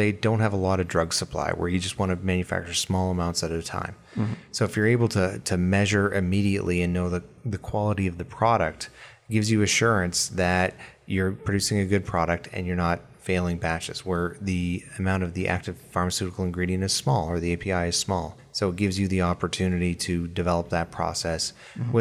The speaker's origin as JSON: {"language": "English", "region": "Alberta", "country": "Canada", "tie": "born or raised there", "said": "I grew up in Alberta, Canada, with the oil industry"}